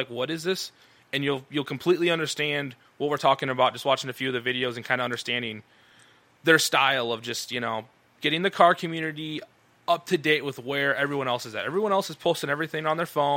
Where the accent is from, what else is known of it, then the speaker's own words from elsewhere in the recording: Iowa, United States; We're from Iowa.